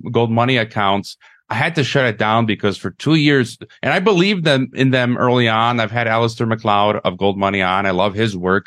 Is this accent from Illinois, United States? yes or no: yes; Chicago, Illinois, United States; moved away as an adult; now in Mexico; my hometown of Chicago